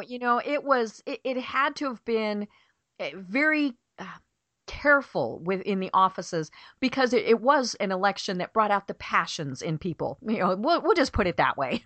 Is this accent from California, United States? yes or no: no; Colorado, United States; I grew up in Colorado in a mountain town way up in the middle of the mountains